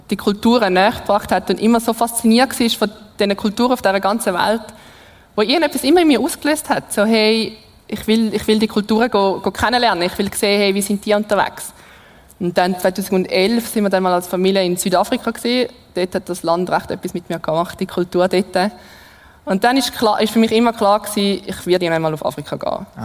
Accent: Switzerland; Und ich glaube, das sind wir Schweizer uns nicht gewöhnt, um wirklich mal bei solchen Sachen auf Gott zu vertrauen.

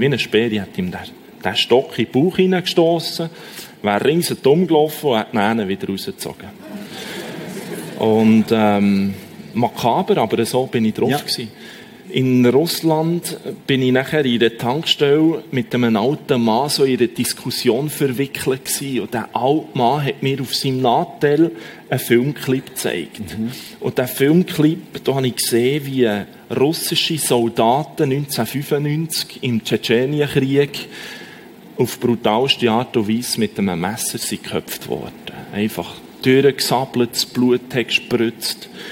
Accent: Bern, Switzerland; accent: Bernese German; first language Bernese German; Ich habe Berndeutsch

